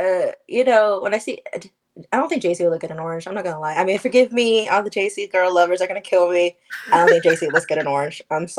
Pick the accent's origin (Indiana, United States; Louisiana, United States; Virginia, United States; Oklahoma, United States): Oklahoma, United States; I'm from Oklahoma